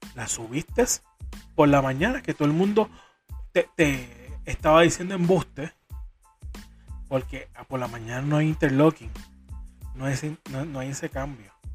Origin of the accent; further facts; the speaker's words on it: Corozal, Puerto Rico; Para mi pueblo, Corozal